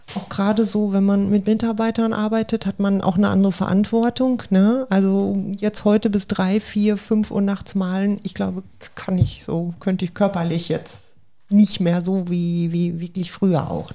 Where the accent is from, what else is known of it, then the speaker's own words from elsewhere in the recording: Hamm, North Rhine-Westphalia, Germany; ich komme ja gebürtig aus Hamm, aus ja. dem Ruhrgebiet.